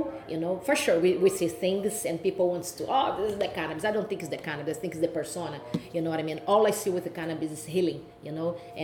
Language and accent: English; Rio de Janeiro, Brazil; English is a second language; moved away as an adult; now in Toronto, Canada; my background was fighting from Brazil